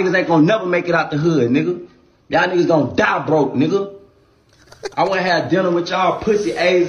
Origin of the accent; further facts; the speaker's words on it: Atlanta, Georgia, United States; I'm from Zone 1, nigga. I'm from Simpson Road, nigga.